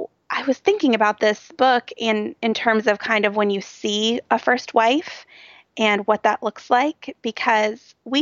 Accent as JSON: {"language": "English", "town": "Cincinnati", "region": "Ohio", "country": "United States", "tie": "born or raised there", "said": "it was right in my hometown, and some of the streets that you talked about were running right by my office."}